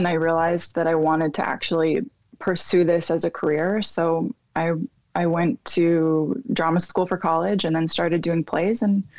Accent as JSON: {"language": "English", "region": "South Florida", "country": "United States", "tie": "born or raised there", "also_born_or_lived": "Philadelphia, Pennsylvania", "said": "I was born in Philadelphia, Pennsylvania, and I lived there until I was like 7, 8. And then my family and I moved down to South Florida, where I grew up."}